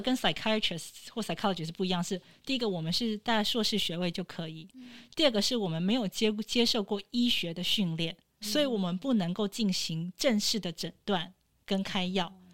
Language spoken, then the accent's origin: Chinese; Taiwan; now in Vancouver, Canada; 基本教育是在台湾受教育的